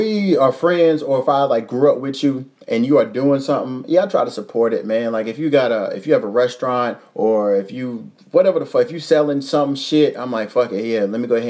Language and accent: English; Louisville, Kentucky, United States; The top cities, in no particular order for real, is Louisville. That's my hometown.